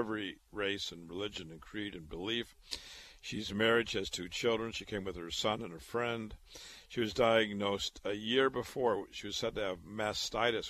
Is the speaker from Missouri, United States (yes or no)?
no; Waterloo, Iowa, United States; moved away as an adult; also born or lived in Chicago / Boston; now in New York City, United States; I was born and raised in Waterloo, Iowa.